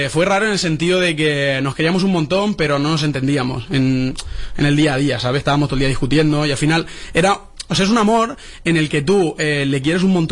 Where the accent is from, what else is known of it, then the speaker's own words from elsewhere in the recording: Alicante, Valencian Community, Spain; De Alicante.